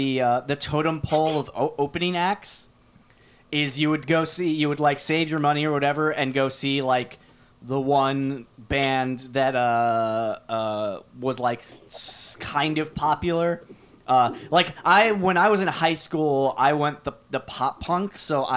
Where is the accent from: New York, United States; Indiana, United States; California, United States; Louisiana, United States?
New York, United States; New York City; I grew up in New York City